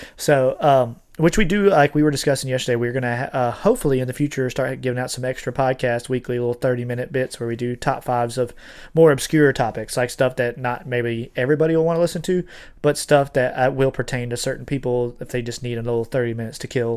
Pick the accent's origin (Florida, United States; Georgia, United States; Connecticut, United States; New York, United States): Florida, United States; I'm from Florida. So, like, Disney, like, was literally three hours from where I was born